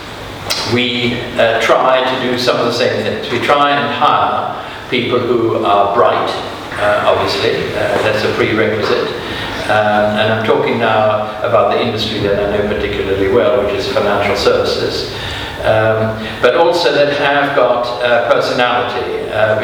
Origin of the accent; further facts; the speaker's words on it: South Africa; moved away; also born or lived in Germany / United States; I was brought up for 7 years in South Africa. Before that, I was born in Germany.